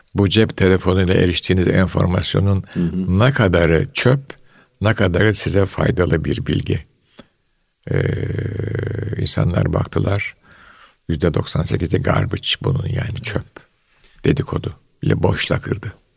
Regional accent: Istanbul, Turkey; Fatih vesaire bu muhitlerde büyüdüm.

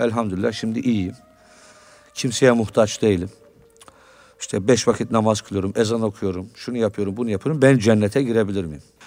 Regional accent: Istanbul, Turkey; Ben Suadiye'de büyüdüm, Bağdat Caddesi'nde.

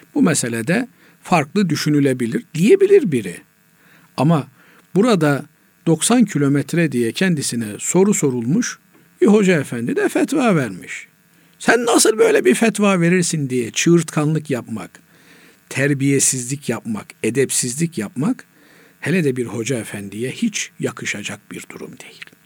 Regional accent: Black Sea Region, Turkey; bizim Karadeniz'de

